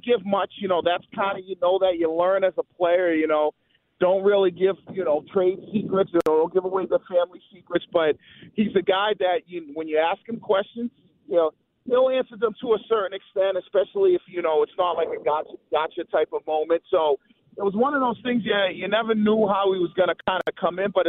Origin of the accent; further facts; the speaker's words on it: Boston, Massachusetts, United States; moved away; also born or lived in Atlanta; from being a Bostonian guy and growing up in Boston